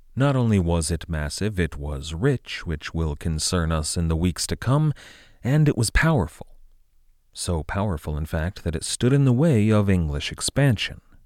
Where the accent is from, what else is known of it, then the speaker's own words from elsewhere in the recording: United States; as an American